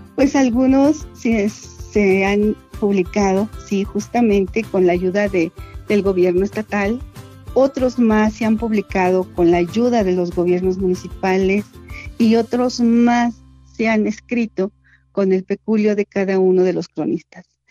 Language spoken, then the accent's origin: Spanish; San Antonio la Isla, State of Mexico, Mexico; mi pueblo materno, un pedacito de la entidad mexiquense, es uno de los municipios más pequeñitos del Estado de México